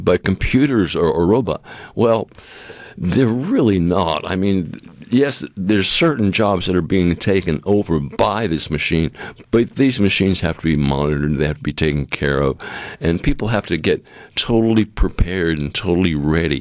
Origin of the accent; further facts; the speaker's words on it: New England, United States; moved away; growing up in New England